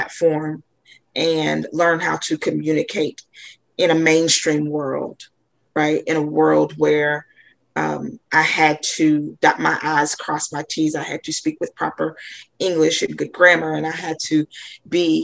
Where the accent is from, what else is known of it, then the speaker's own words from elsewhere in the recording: North Mississippi, United States; I grew up in North Mississippi